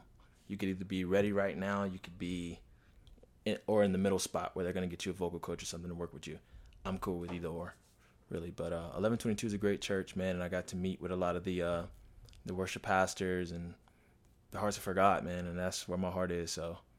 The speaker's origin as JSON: {"language": "English", "town": "Miami", "region": "Florida", "country": "United States", "tie": "born or raised there", "said": "From Miami, actually."}